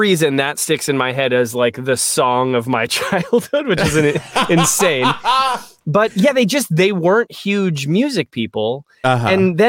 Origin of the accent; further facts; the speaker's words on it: Rockville, Maryland, United States; I grew up in Rockville, Maryland. So like right outside of DC.